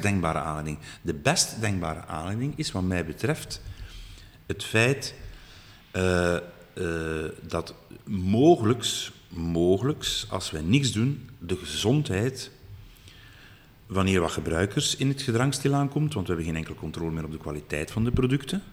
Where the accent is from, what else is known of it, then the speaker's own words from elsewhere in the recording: Flanders, Belgium; we moeten ons als Vlamingen